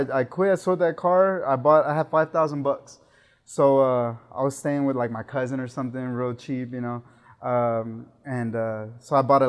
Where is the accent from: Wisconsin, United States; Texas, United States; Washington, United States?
Texas, United States; San Antonio; I'm from San Antonio, born and raised. Been living here all my life.